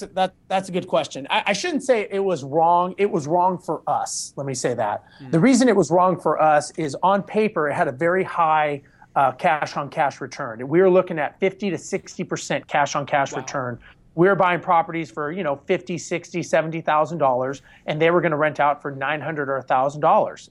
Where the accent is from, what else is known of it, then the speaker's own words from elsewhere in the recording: Los Angeles, California, United States; now in Houston, United States; born and raised in Los Angeles